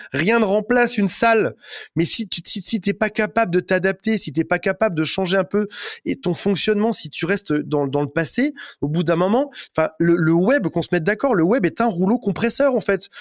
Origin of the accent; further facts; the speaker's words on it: Metz, Grand Est, France; je viens de Metz